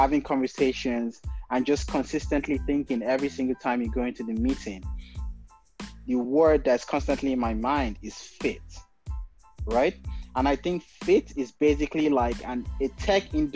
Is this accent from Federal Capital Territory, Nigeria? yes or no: yes; Kubwa, Federal Capital Territory, Nigeria; moved away as an adult; now in Chicago, United States; I'm from Nigeria originally. So I'm from a small satellite town in Kubwa